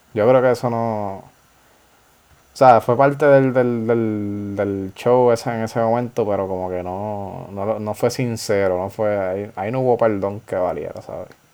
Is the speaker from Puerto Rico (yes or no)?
yes; Ponce, Puerto Rico; yo nací en Ponce, tengo esa genética